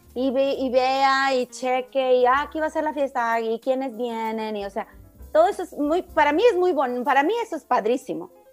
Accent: Mexico; now in United States; todos los mexicanos somos iguales

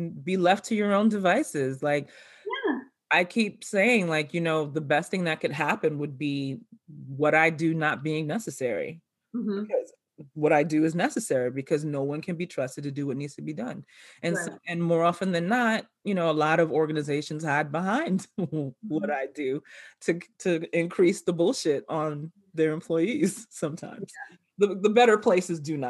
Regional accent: New York City, New York, United States; I was growing up in the South Bronx

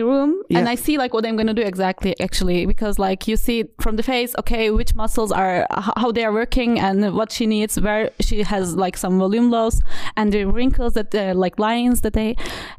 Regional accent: Turkey; now in Stuttgart, Germany; I'm come from Turkey.

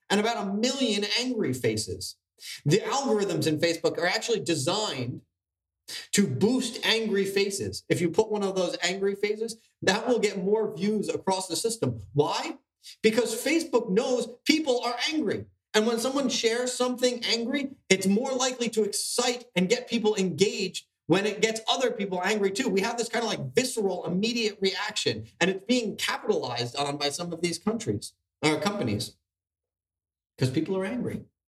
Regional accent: New Jersey, United States; we're from New Jersey

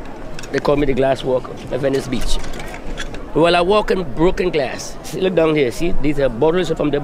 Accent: Trinidad & Tobago; now in Los Angeles, United States; I'm from Trinidad and that's part of my culture.

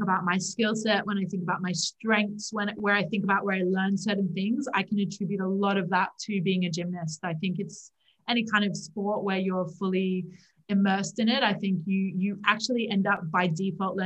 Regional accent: Australia; accent: Australian; moved away; also born or lived in New Zealand / Houston, Texas; I was born in New Zealand. My mother is Kiwi. She's from New Zealand. Wow. I was raised in Australia

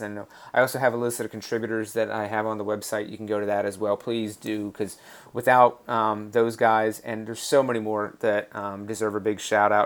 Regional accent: Raleigh, North Carolina, United States; also born or lived in Washington, D.C.; grew up in North Carolina, just outside of Raleigh, North Carolina

